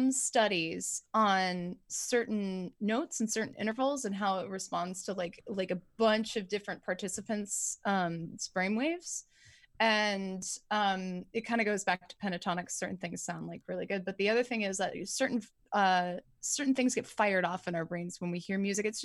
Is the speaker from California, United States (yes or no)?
yes; California, United States; I'm from Southern California.